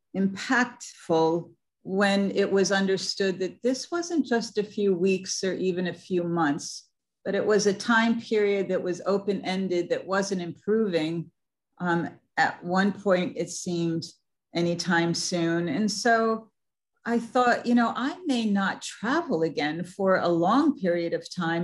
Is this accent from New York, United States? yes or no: yes; New York City, New York, United States; I'm from New York City